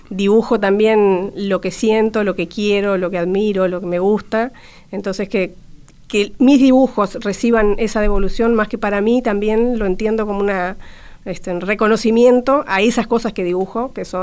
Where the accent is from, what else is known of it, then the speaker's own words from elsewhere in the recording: Montevideo, Uruguay; born there; Nacer, nacer, nací en Montevideo, porque...